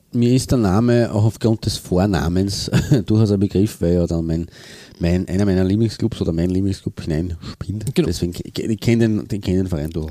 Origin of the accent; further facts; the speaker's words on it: Austria; bei uns eben der Fall ist. in Österreich